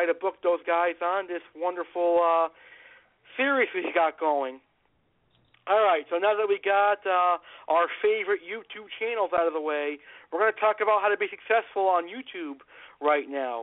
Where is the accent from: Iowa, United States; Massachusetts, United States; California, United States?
Massachusetts, United States; I'm from Massachusetts